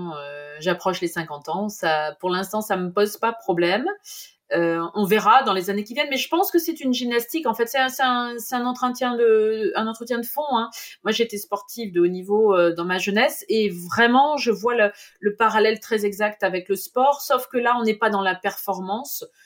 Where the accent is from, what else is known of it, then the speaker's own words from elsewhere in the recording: Normandy, France; chez nous en Normandie